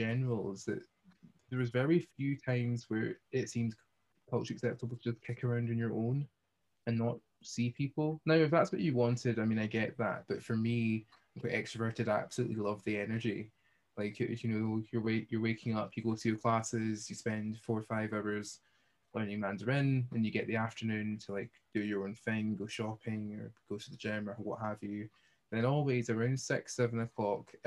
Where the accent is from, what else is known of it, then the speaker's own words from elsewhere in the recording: Hamilton, Scotland, United Kingdom; I'm from Hamilton, I'm from Glasgow area.